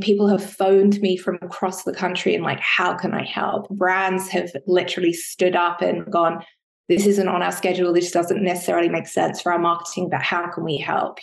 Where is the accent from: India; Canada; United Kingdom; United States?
United Kingdom; I'm British